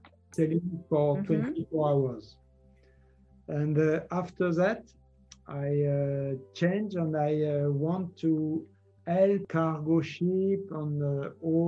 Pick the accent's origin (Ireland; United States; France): France; near Paris, Île-de-France; English is a second language; also born or lived in Arcachon; I grew up near Paris.